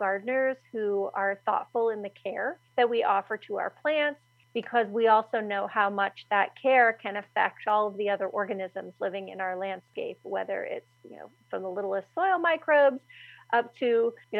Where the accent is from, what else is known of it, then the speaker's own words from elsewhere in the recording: Pittsburgh, Pennsylvania, United States; I'm from Pittsburgh, Pennsylvania